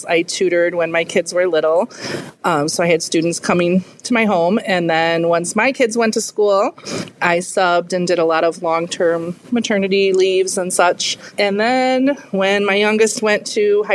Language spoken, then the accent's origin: English; Grand Ridge, Illinois, United States; also born or lived in Ottawa, Illinois; I grew up in Grand Ridge, just a little bit south of here. But I went to Ottawa High School